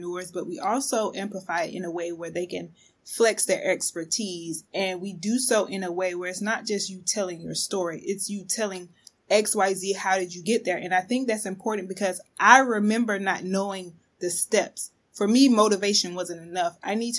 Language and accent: English; the South, United States; I wasn't really taught my history growing up in the South.